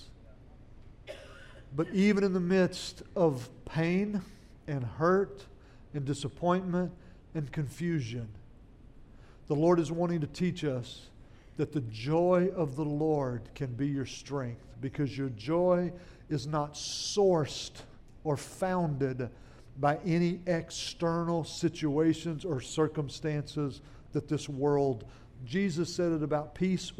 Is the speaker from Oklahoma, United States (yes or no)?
yes; central Oklahoma, United States; moved away as an adult; now in Louisiana, United States; I didn't make it to Louisiana till I was 18 years old, back in 1981. And I grew up in Oklahoma, and up in little towns in central Oklahoma